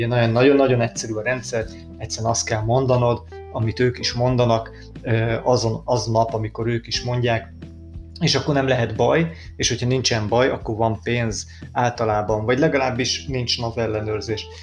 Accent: Hungary; magyarok vagyunk

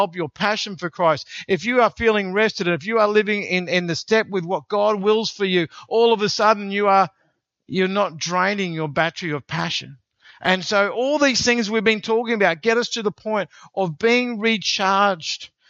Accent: Australia; because we're Australian

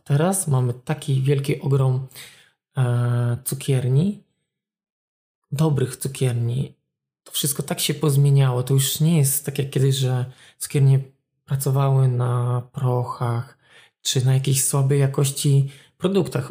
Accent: Olsztyn, Warmian-Masurian Voivodeship, Poland; pochodzę z Solsztyna, jestem warmiakiem

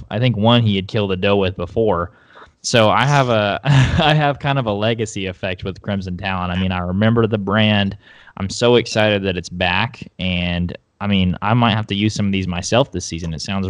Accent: Oklahoma, United States; I was from Oklahoma.

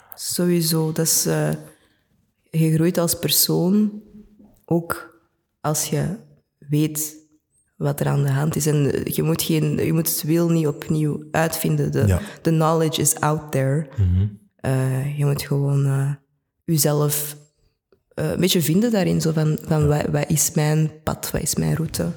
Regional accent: Antwerp, Flanders, Belgium; Ik ben geboren en getogen in Antwerpen. Ik ben een echte Antwerpenaar

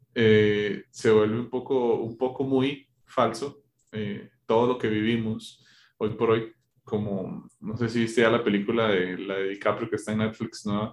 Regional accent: Costa Rica; now in Colombia; soy de Costa Rica

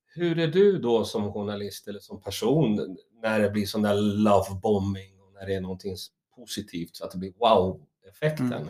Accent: Stockholm, Stockholm County, Sweden; moved away as an adult; now in Roslagen, Sweden; jag är ju stockholmare

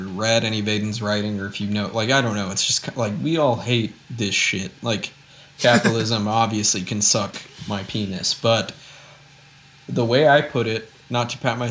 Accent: Aurora, Illinois, United States; my hometown mall in the beautiful Aurora, Illinois

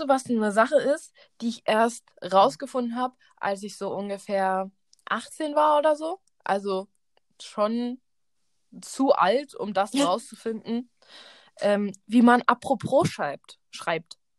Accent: Berlin, Germany; Wir sind beide in Berlin zur Schule gegangen

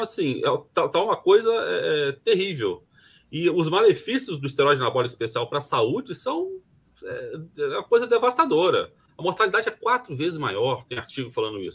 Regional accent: Brazil; eu me incluo nesse pacote, tá, como, como brasileiro

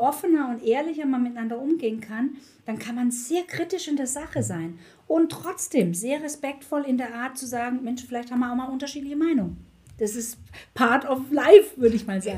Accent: Black Forest, Baden-Württemberg, Germany; moved away as an adult; also born or lived in Munich / Frankfurt; ich komme aus dem Schwarzwald

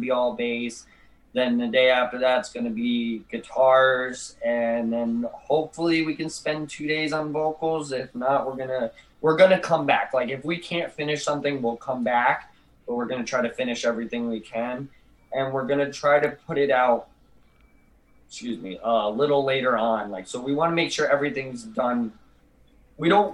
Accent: New York, United States; moved away as an adult; also born or lived in New Jersey; I'm originally from New York and I moved down here several years later

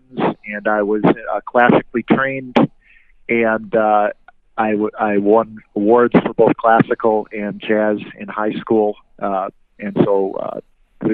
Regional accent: Rochester, New York, United States; moved away; I'm from Rochester, New York originally

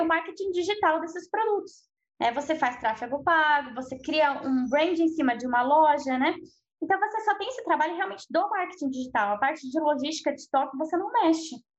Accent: São Paulo, Brazil; also born or lived in Australia; eu sou de São Paulo, né? Eu estava morando na Austrália até março e eu voltei para cá

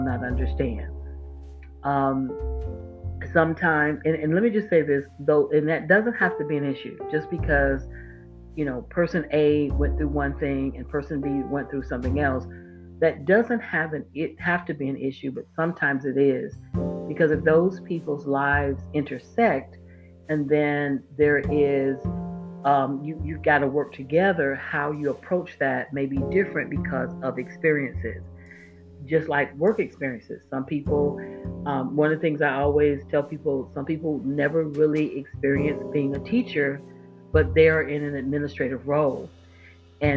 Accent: Florida, United States; moved away; I'm from Florida, born and raised

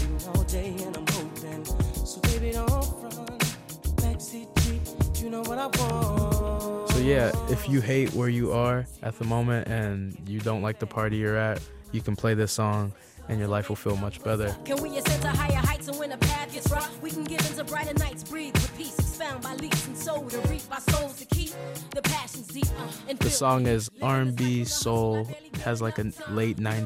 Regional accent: Texas, United States; growing up in Texas

